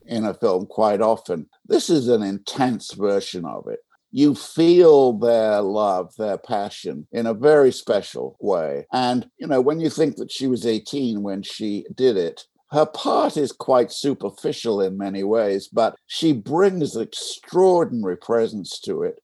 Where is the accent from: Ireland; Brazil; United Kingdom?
United Kingdom; England; now in United States; I was English.